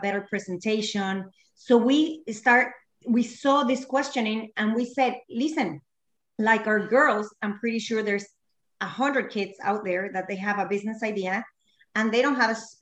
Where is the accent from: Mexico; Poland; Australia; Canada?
Mexico; moved away as an adult; now in Key Biscayne, United States; we are from Mexico. So that's where I went to college and did all my things, got married, etc.